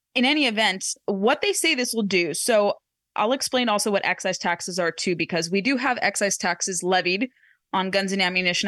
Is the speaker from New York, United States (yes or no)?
no; Orange County, California, United States; moved away; my hometown in Orange County